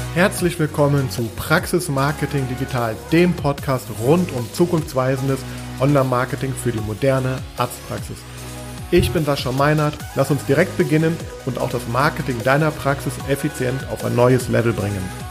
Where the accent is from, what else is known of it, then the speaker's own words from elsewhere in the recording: Düsseldorf, North Rhine-Westphalia, Germany; moved away; Düsseldorf, äh, was auch meine Heimat ist. Ähm, übrigens bin auch genau da aufgewachsen